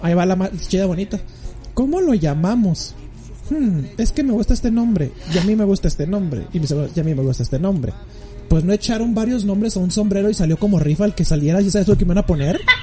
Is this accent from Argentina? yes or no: no; Mexico; como mexicano